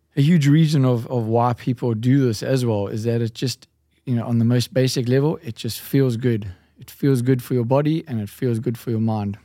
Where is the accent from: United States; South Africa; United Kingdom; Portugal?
South Africa; Durban, KwaZulu-Natal; now in Cape Town, South Africa; I grew up in Durban